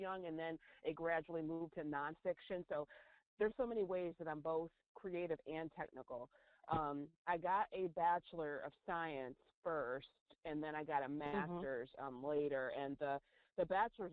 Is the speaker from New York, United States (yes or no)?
yes; central New York, United States; I grew up in central New York, not New York City